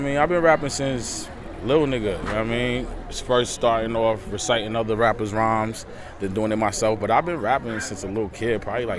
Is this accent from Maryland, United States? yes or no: no; New York City, New York, United States; I'm from Jamaica, Queens.